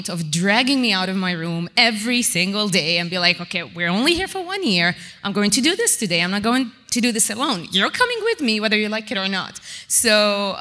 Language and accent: English; Amman, Amman Governorate, Jordan; I'm from Jordan, from Amman.